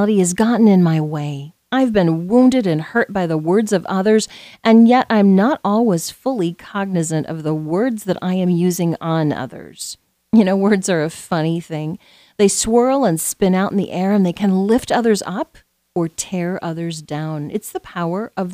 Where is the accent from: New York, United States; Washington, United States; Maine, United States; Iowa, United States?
Iowa, United States; Southwest; as a young teenager growing up in Southwest Iowa